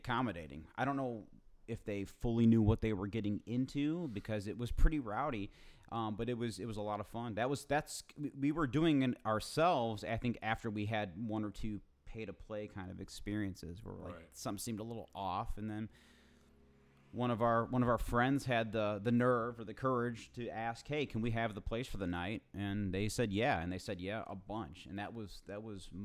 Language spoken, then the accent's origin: English; Chicago, Illinois, United States; also born or lived in Plainfield, Illinois; I grew up in Chicago until I was about 13, and then my parents moved us to Plainfield, unincorporated Plainfield, Joliet